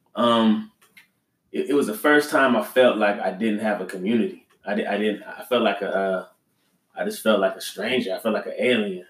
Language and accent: English; Los Angeles, California, United States; also born or lived in Staten Island, New York; I grew up in uh, Los Angeles, California